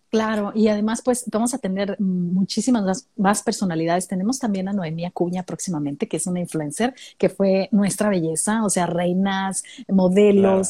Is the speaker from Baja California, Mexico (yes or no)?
yes; Mexicali, Baja California, Mexico; now in Australia; yo también crecí en Mexicali. No, no nací ah, ¿en ahí, serio? pero llegué, sí, llegué muy chiquitita allá a Mexicali, como de cuatro años, y crecí allá en Mexicali